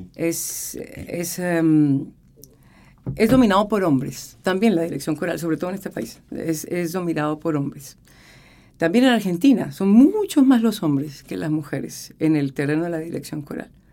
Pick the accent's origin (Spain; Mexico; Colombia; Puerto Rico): Colombia; moved away as an adult; now in Chile; estaba haciendo dirección coral muy poca en, Colombia. Estaba terminando mi carrera de teoría musical.